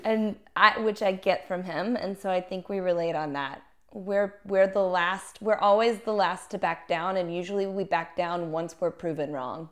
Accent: Little Rock, Arkansas, United States; I grew up in Little Rock, Arkansas

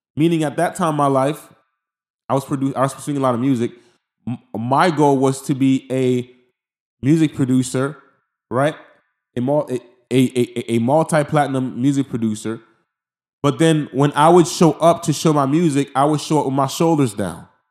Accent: Haiti; I'm from Haiti

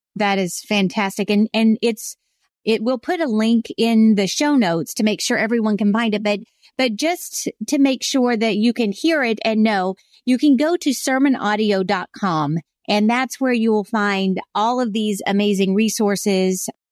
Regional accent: South Carolina, United States; when I was growing up in South Carolina, everybody was a Christian.

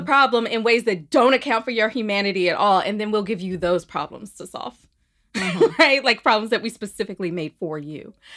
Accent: Birmingham, Alabama, United States; also born or lived in Port Gibson, Mississippi; now in Harlem, New York, United States; I am originally from Birmingham, Alabama, by way of Port Gibson, Mississippi, and I live in Harlem

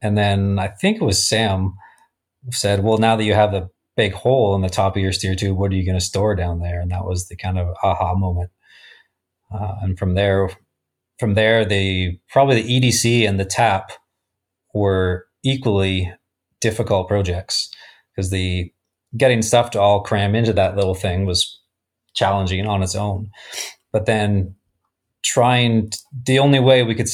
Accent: Canada; I'm from Canada

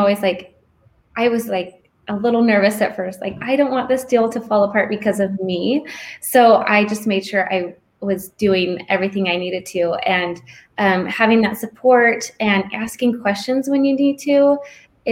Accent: Gilbert, Arizona, United States; moved away as an adult; also born or lived in Michigan; This is my home state. I grew up in Gilbert.

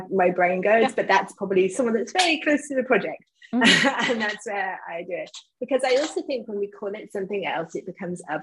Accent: England, United Kingdom; me being English

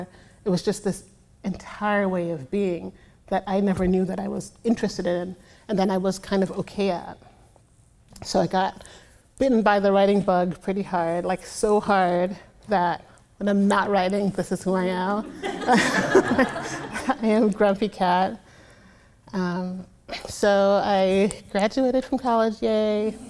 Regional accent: Brooklyn, New York, United States; I grew up pretty poor in Brooklyn.

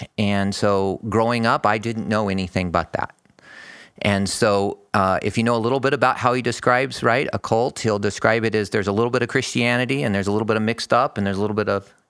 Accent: Phoenix, Arizona, United States; I grew up in down in Phoenix, pretty close to where I work. So I'm a native of Arizona. I'm used to the heat.

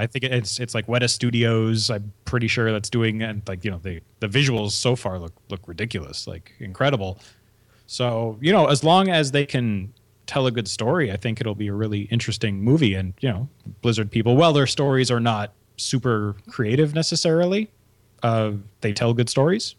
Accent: Canada; we're Canadian

